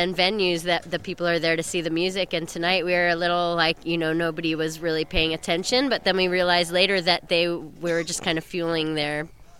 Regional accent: San Francisco, California, United States; I'm filling in on bass for this tour and singing from San Francisco.

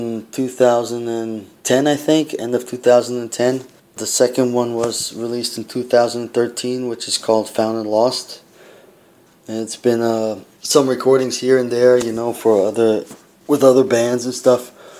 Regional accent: United States; also born or lived in Austria; now in Prague, Czech Republic; me being the American in the band

